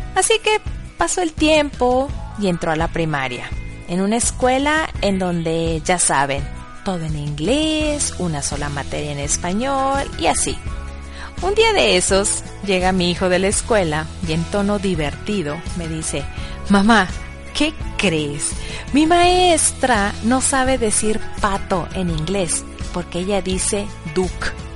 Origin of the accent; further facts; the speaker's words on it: Monterrey, Nuevo León, Mexico; first language Spanish; moved away as an adult; now in Bad Neustadt, Germany; yo soy mexicana, de padres mexicanos. Nací en el meritito Monterrey y en casa siempre se habló español o castellano